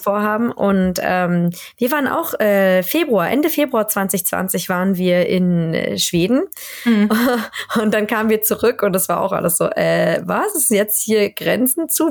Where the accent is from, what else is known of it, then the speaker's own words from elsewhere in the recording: Berlin, Germany; moved away as an adult; also born or lived in Rostock; now in Sweden; Ich komme ursprünglich aus Berlin. Ähm, bin in Berlin geboren und äh, da aufgewachsen